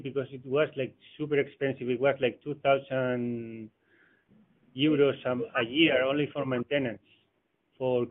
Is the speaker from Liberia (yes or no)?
no; Barcelona, Catalonia, Spain; moved away as an adult; now in Dubai, United Arab Emirates; I'm from Barcelona, but I'm now living in Dubai.